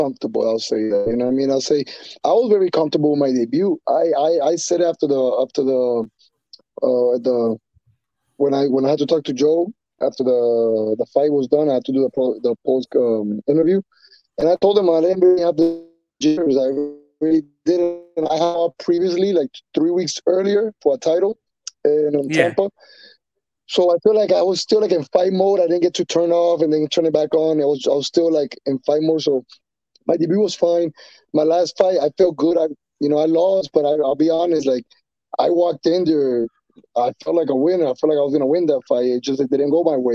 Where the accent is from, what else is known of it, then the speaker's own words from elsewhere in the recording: Colombia; first language Spanish; English is a second language; also born or lived in New York, United States; now in Miami, United States; I was born in New York, but I was raised in Colombia. My parents are Colombian, and I, like I said, I was raised over there. I lived over there for 8 years.